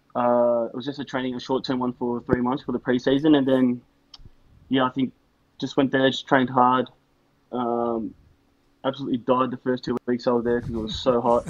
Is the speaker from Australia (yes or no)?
yes; Australia; when I was growing up in Australia